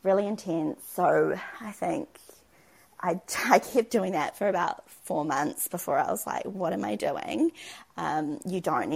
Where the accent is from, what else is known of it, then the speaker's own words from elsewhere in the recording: Auckland, New Zealand; now in Christchurch, New Zealand; we live in Christchurch, we're from Auckland, we don't have any family here.